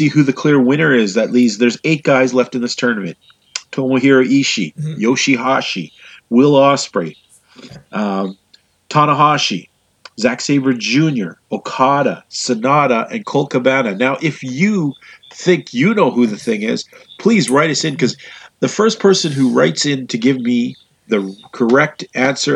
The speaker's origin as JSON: {"language": "English", "country": "Canada", "said": "I'm Canadian"}